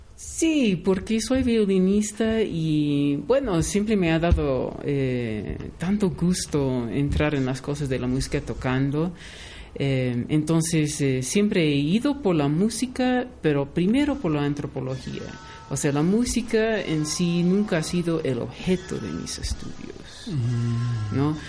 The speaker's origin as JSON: {"language": "Spanish", "town": "Los Angeles", "region": "California", "country": "United States", "tie": "born or raised there", "said": "yo nací en Los Ángeles, California, Estados Unidos"}